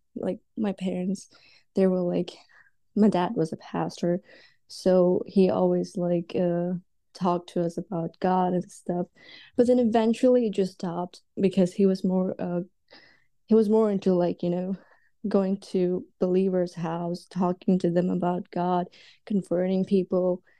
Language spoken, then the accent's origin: English; Dubai, United Arab Emirates; also born or lived in India; now in United States; I was actually born in India, and then, uh, we moved to Dubai when I was, like, six or seven, and I was basically raised in Dubai